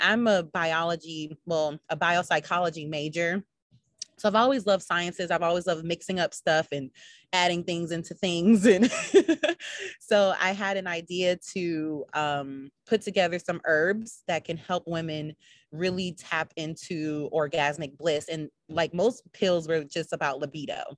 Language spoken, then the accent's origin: English; Minnesota, United States; now in Charlotte, United States; I am from Minnesota